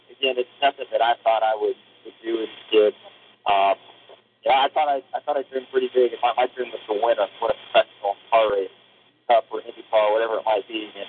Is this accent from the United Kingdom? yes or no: no; Southern California, United States; all my years growing up in Southern California